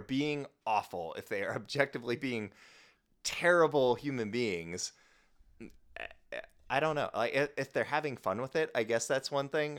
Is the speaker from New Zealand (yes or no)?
no; Midwest, United States; moved away; I grew up in the Midwest